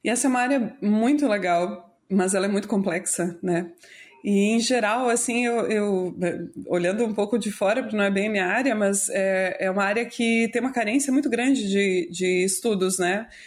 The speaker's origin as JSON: {"language": "Portuguese", "country": "Brazil", "said": "a gente é brasileiro"}